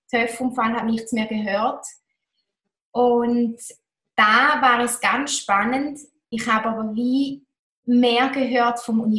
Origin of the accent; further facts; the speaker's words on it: Toggenburg, St. Gallen, Switzerland; Ich war sehr bodenständig. Bin es noch heute. Ich bin aufgewachsen in Toggenburg in den Bergen